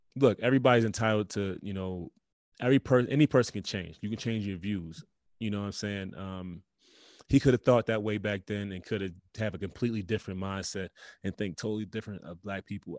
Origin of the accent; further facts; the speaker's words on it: United States; we're Americans